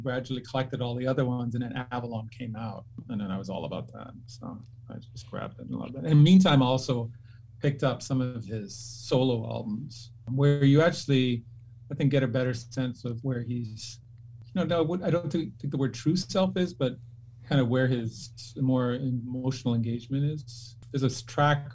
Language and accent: English; Canada; moved away; I grew up in Canada